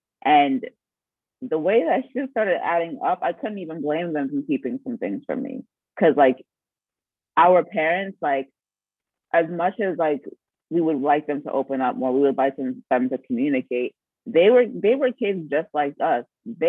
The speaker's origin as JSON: {"language": "English", "country": "Nigeria", "said": "I was pre-med because, like I said, I'm Nigerian. And when you're Nigerian, all you can be is a doctor or a lawyer."}